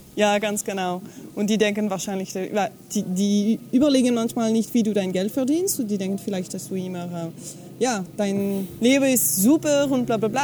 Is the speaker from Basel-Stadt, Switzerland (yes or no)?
no; Fribourg, Switzerland; accent: French; first language French; German is a second language; moved away; ich komme aus der Schweiz, aber also Französisch ist meine Muttersprache